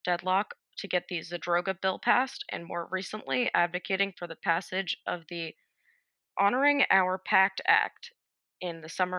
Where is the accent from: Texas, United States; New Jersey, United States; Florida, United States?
New Jersey, United States; New Jersey, which is my home state.